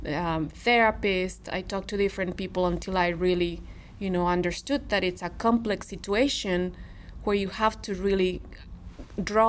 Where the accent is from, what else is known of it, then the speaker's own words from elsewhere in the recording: Monterrey, Nuevo León, Mexico; English is a second language; now in Missouri, United States; I'm from Monterrey, Mexico, a big city